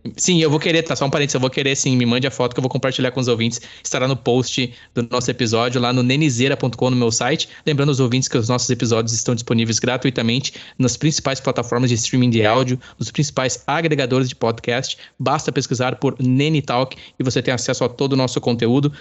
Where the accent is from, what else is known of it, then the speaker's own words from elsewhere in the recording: Campo Bom, Rio Grande do Sul, Brazil; also born or lived in Araricá; Eu sou nascido em Campo Bom e aí moro em Araricá por oito anos